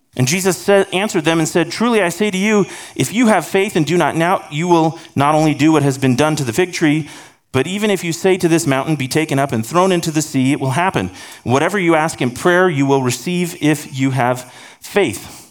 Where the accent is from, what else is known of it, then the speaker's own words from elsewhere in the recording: California, United States; moved away; I grew up in California